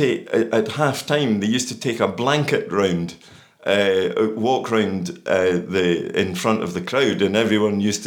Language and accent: English; Dunfermline, Scotland, United Kingdom; I was born in Dick Street.